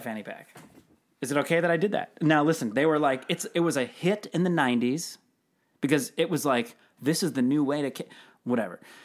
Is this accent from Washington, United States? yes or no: yes; Seattle, Washington, United States; Growing up in Seattle